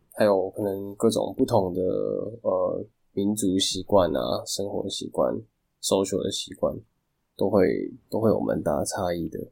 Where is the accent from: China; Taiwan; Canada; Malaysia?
Taiwan; 我们台湾这边